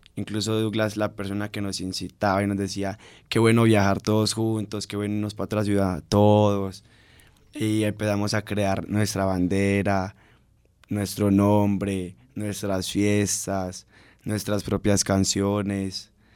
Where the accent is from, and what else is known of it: Colombia